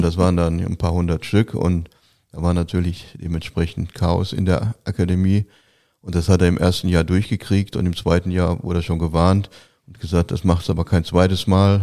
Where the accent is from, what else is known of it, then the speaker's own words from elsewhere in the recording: Gelsenkirchen, North Rhine-Westphalia, Germany; Ich komme aus Gelsenkirchen, ich komme aus einer Arbeiterfamilie